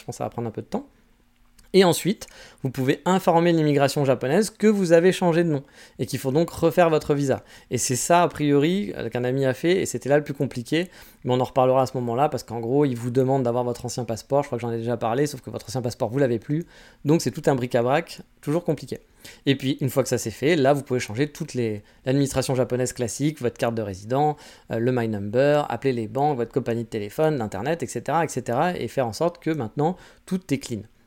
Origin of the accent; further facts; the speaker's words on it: France; now in Kyoto, Japan; je suis français